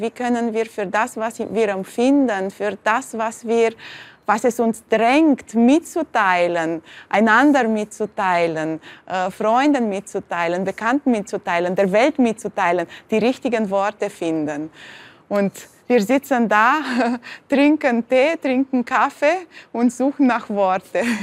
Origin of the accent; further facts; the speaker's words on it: Bucharest, Romania; moved away; ich bin zwar sehr behütet aufgewachsen im Zentrum von Bukarest vis-à-vis -vis von der Oper